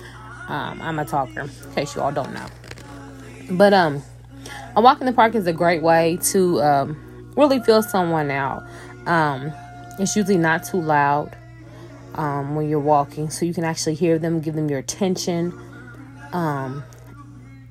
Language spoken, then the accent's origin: English; Louisville, Kentucky, United States; I'm from Louisville, Kentucky